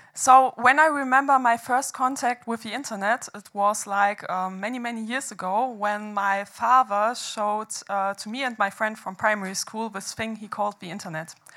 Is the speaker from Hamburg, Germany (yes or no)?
yes; Hamburg, Germany; I organized the protest movements in uh, my hometown of Hamburg back then, where, where I studied economics